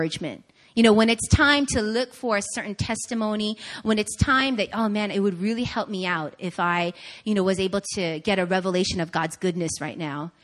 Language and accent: English; Long Island, New York, United States; moved away; I grew up in Long Island, New York, in the suburbs.